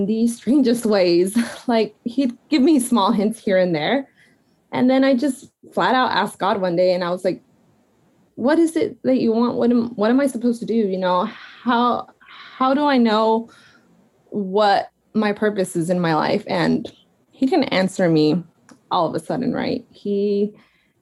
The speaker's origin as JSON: {"language": "English", "region": "Arizona", "country": "United States", "tie": "born or raised there", "also_born_or_lived": "Portland, Oregon", "moved": "as an adult", "said": "I grew up in Arizona, so I'm used to the sun"}